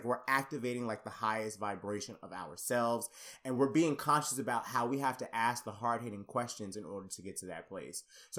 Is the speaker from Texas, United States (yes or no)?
no; Conyers, Georgia, United States; growing up Black and growing up, I'm from Conyers, Georgia. If you look it up on a map, it is literally like one of the smallest cities in Georgia, like completely coming from a very like conservative Black family.